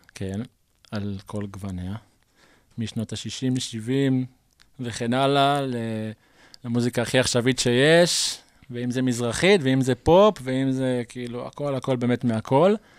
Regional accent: Mishmar HaSharon, Central District, Israel; אני נולדתי בקיבוץ משמר השרון, שזה בעמק חפר

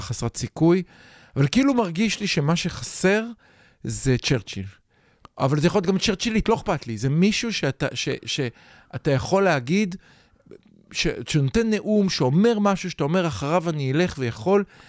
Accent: Israel; אני דור שני, נולדתי פה

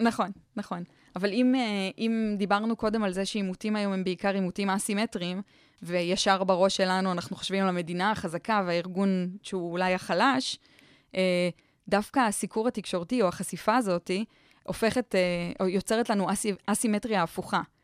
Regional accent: Israel; אנחנו בתור ישראלים

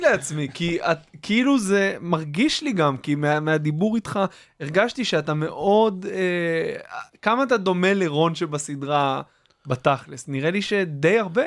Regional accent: Kfar Hasidim, Haifa District, Israel; אני סוג של גדלתי, גדלתי בכפר חסידים, שזה ליד יגור

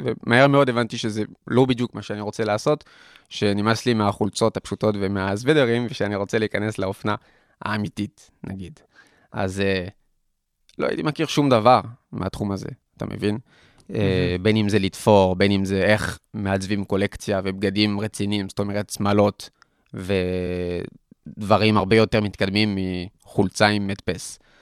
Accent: Paris, Île-de-France, France; Hebrew is a second language; moved away as an adult; also born or lived in Tel Aviv, Israel; now in Israel; שם גדלתי, נולדתי, גדלתי בפריס, הייתי אה, כמעט 20 שנה שם בפריס

